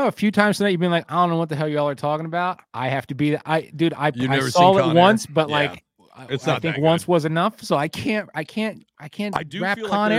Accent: New Jersey, United States; I'm from North Jersey.

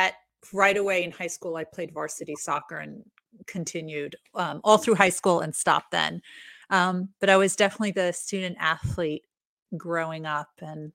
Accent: New York, United States; I grew up in New York

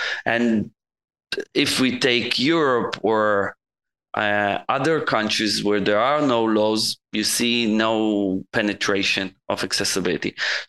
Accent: Israel; I'm from Israel.

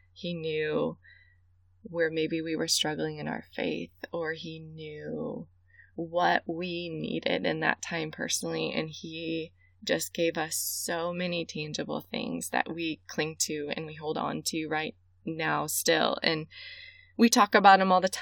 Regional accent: Central Illinois, United States; I grew up in Central Illinois, and I grew up in a great, loving Christian home.

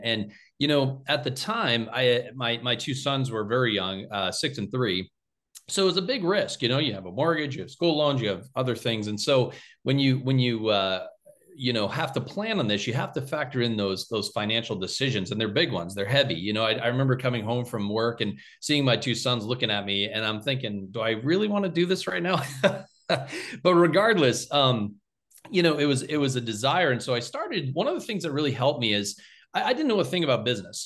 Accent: Littleton, United States; I came back to my hometown of Littleton to practice.

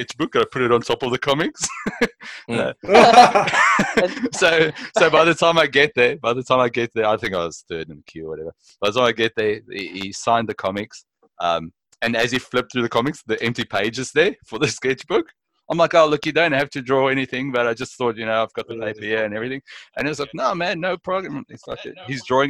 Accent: Melbourne, Victoria, Australia; I'm from Australia, Melbourne

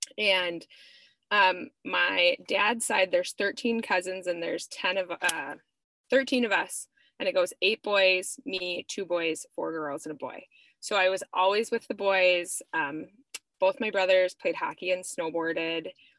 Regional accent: Etna, California, United States; I was born in Southern California, but then we moved to Etna, California, where my parents managed a Christian ranch. So I grew up, my first 4 years of life were spent on a ranch.

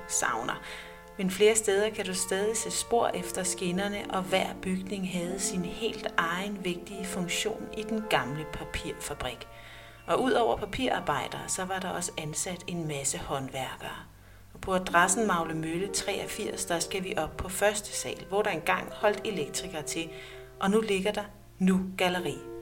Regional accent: Næstved, Zealand, Denmark; moved away; jeg er født og opvokset i Næstved. I mange år har jeg dog været væk fra byen, men nu er jeg flyttet tilbage

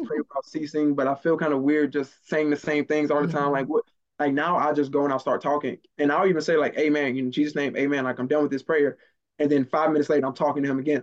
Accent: Maryland, United States; moved away; also born or lived in the South; growing up in Maryland and missing meals and not living in the best neighborhood

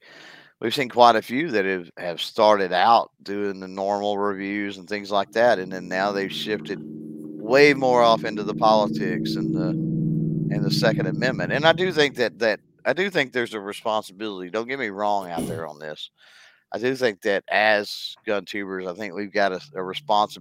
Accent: Texas, United States; being from Texas

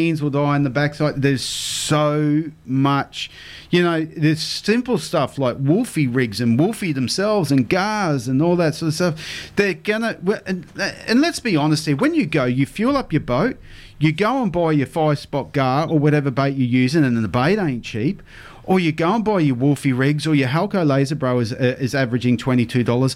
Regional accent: Townsville, Queensland, Australia; I grew up in Mount Louisa. Spent the first half of my life there on the mum and dad's roof.

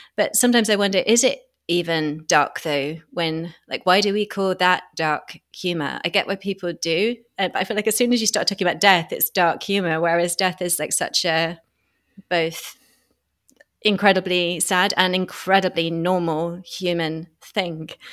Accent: United Kingdom; I'm a Brit

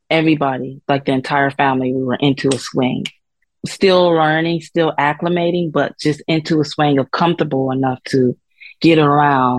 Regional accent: South Florida, United States; moved away as an adult; now in Spain; I grew up in South Florida

